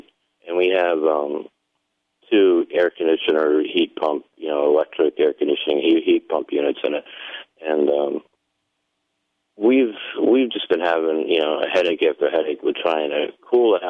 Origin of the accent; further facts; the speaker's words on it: Vermont, United States; moved away; I grew up in Vermont